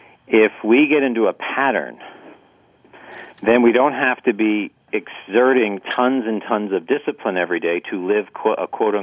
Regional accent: East Coast, United States; My friend moves to California, and I'm from the East Coast.

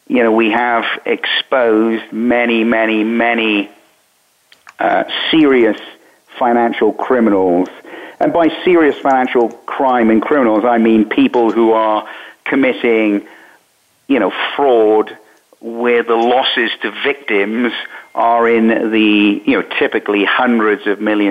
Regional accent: United Kingdom; moved away as an adult; also born or lived in Bermuda; now in United States; I was born in Britain. I was trained as a journalist in Britain

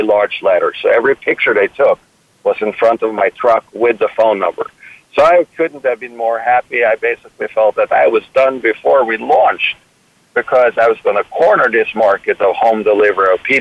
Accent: Norway; moved away as an adult; also born or lived in Copenhagen, Denmark; now in New York, United States; I was born in New York, Norwegian parents, moved back to Norway at age 3, so it's not like I have any type of real recollections of having lived in the United States. Grew up in Norway

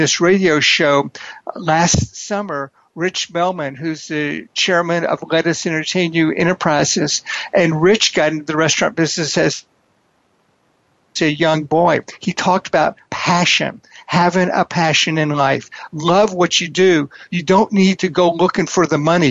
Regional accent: Houston, Texas, United States; I grew up in Houston, Texas in a divorced family

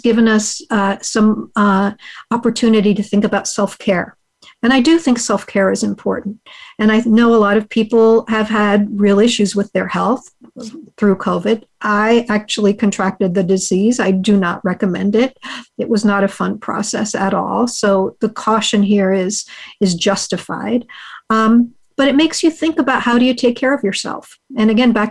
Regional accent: United States; first language Hungarian; English is a second language; my parents are immigrants from Hungary. They met in the U.S. and raised their family. My first language is Hungarian.

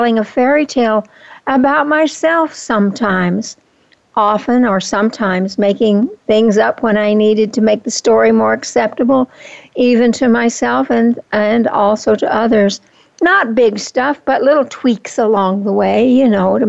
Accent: Oklahoma, United States; also born or lived in California; now in Fountain Hills, United States; When I was 8 years old, we moved from California to Oklahoma, where my new stepfather's family lived

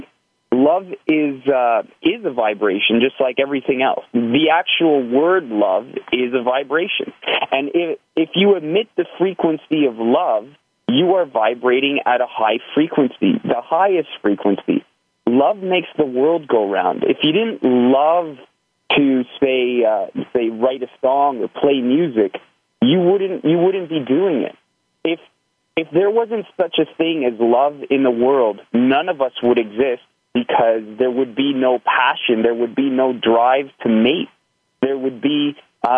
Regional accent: just outside of Toronto, Ontario, Canada; I'm from Canada, just outside of Toronto

